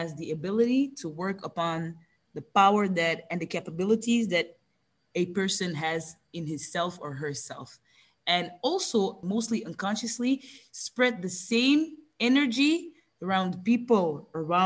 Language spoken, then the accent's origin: English; Belgium; I'm the only one that was born here